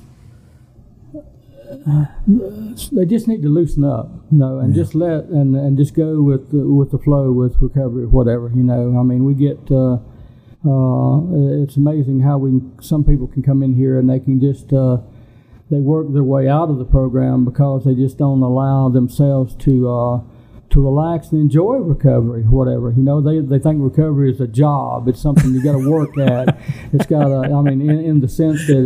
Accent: Cherokee, North Carolina, United States; growing up on the Rez

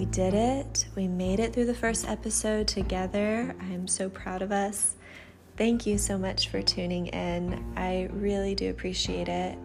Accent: Atlanta, Georgia, United States; also born or lived in Alabama; I'm from Atlanta originally, so after graduating in 2016, I moved back to Atlanta

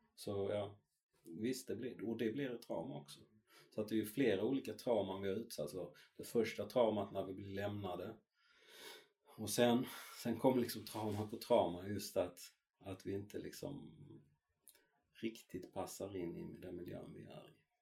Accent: Malmö, Skåne, Sweden; jag är uppväxt i Malmö, eh, i norra Malmö.

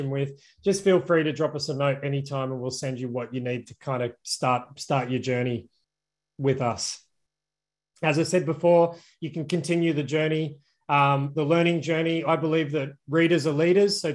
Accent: Australia; I'm obviously Australian

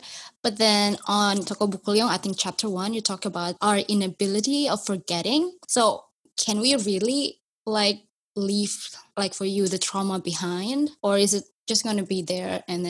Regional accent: Indonesia; I grew up in Indonesia.

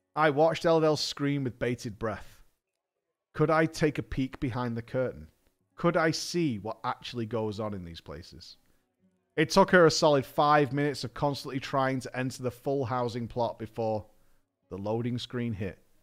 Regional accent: United States; I'm an American

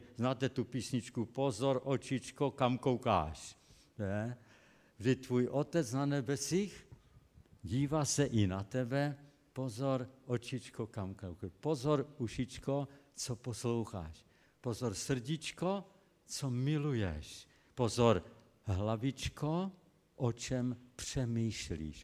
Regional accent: Český Těšín, Moravian-Silesian Region, Czechia; byl tam u nás v Českém Těšíně, pocházím z Českého Těšína.

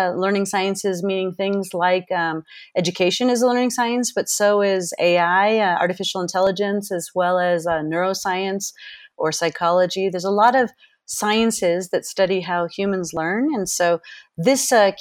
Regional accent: Berkeley, California, United States; moved away as an adult; also born or lived in Boston / Japan / Switzerland; now in Quito, Ecuador; But I grew up in Berkeley, California

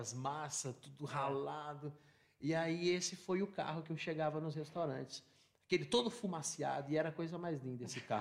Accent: São Paulo, Brazil; born there; also born or lived in Assis; É, eu nasci na cidade de São Paulo, nasci em Cambuci.

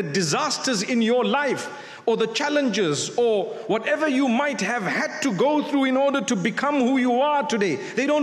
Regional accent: Zimbabwe; moved away; I come from Zimbabwe.

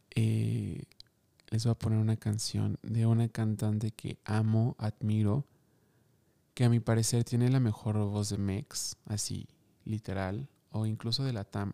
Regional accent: Mexico City, Mexico; yo soy de Ciudad de México y justamente soy del sur.

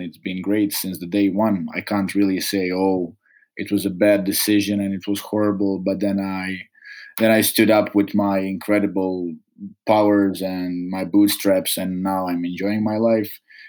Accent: Čapljina, Federation of Bosnia and Herzegovina, Bosnia & Herzegovina; English is a second language; also born or lived in Mostar / Metković, Croatia; So I was born in Mostar, raised in Chaplina and Metković, so on both sides of border between Bosnia and Herzegovina and Croatia, deep south.

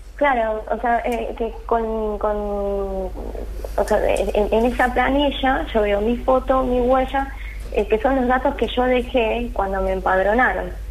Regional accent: Bolivia; now in Argentina

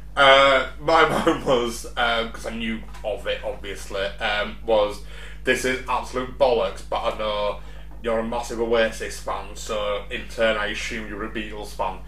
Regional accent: United Kingdom; being British

